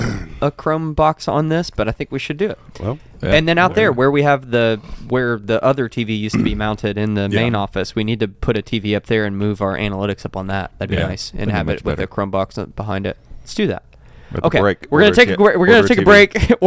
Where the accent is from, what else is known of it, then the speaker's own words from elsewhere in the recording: Kentucky, United States; from Kentucky.